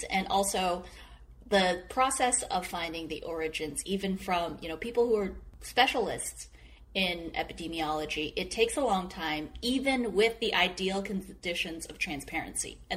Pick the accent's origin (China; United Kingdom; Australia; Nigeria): China; Wuhan, Hubei; I'm from Wuhan.